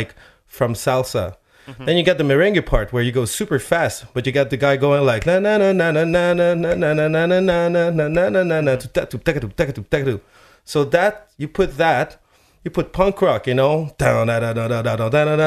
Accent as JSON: {"language": "English", "country": "Chile", "moved": "yes", "said": "I'm from Chile, and I listened to a lot of merengue and salsa when I was a kid"}